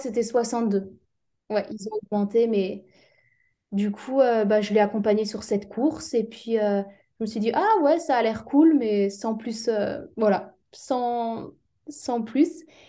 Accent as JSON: {"language": "French", "area": "Alsace", "region": "Grand Est", "country": "France", "also_born_or_lived": "Strasbourg", "moved": "as an adult", "lives_now": "Réunion, France", "said": "je viens d'Alsace."}